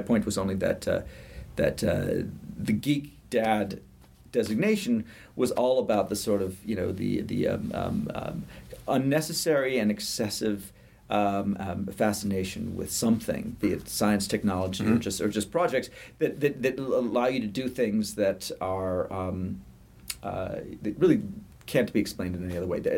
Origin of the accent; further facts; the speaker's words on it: United Kingdom; moved away; I'm British by birth